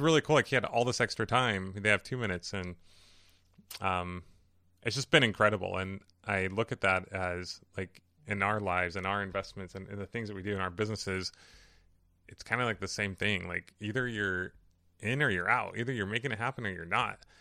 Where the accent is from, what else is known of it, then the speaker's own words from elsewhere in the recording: Riverside, California, United States; where my parents live and where I grew up